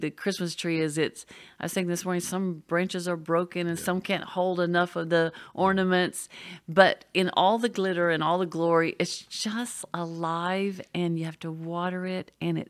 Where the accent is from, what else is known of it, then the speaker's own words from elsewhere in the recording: Oklahoma, United States; a few years ago, I was missing the snow because I came from Oklahoma.